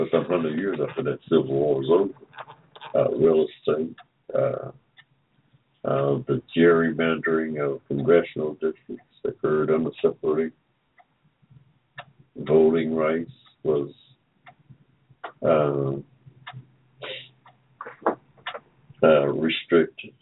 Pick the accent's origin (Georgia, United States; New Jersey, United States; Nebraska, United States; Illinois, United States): Georgia, United States; I was born in Georgia in 1945